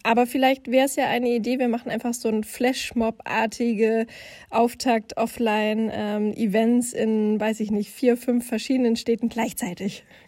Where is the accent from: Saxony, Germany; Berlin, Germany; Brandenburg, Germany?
Brandenburg, Germany; Finsterwalde; moved away; in meiner Heimatstadt Fünsterwalde in Südbrandenburg